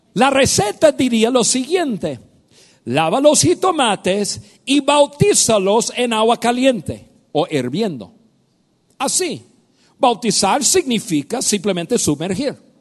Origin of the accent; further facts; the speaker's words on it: United States; Spanish is a second language; moved away as an adult; now in Mexico; Yo soy norteamericano, yo nací en Estados Unidos